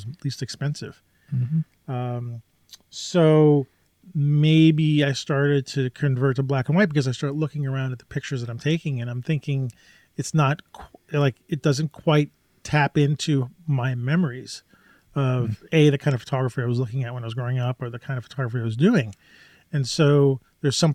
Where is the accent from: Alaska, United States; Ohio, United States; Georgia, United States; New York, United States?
New York, United States; I grew up in New York